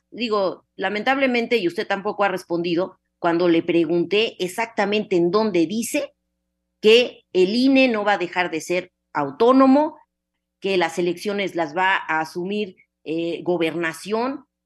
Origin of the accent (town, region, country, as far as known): Yucatán, Mexico